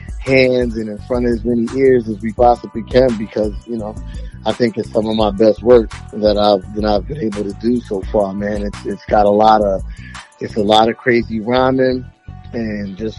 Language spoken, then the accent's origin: English; Orlando, Florida, United States; also born or lived in Queens, New York; I was born in Queens, but most of my formative years were here in Orlando